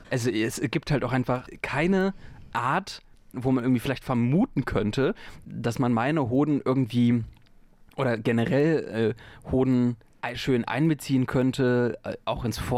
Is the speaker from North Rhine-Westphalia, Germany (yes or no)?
yes; North Rhine-Westphalia, Germany; ich bin am Rande des Ruhrgebiets aufgewachsen